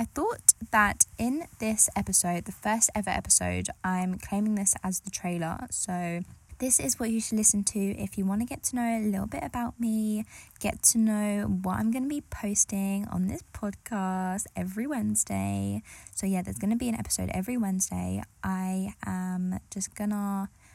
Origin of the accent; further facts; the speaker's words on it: United Kingdom; I grew up in England. I grew up just outside of East London